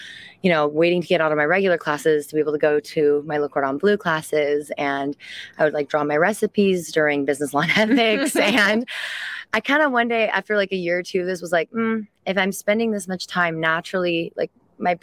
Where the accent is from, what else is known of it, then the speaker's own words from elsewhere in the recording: Kirkland, Washington, United States; first language French; English is a second language; moved away as an adult; also born or lived in France; now in Walla Walla, United States; I was born in Kirkland